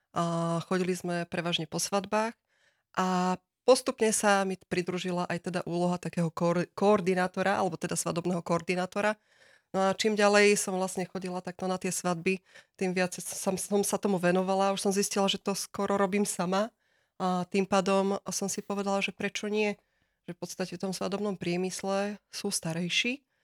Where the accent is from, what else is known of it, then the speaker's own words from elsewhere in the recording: Žilina, Žilina Region, Slovakia; aj sama som vlastne priamo zo Žiliny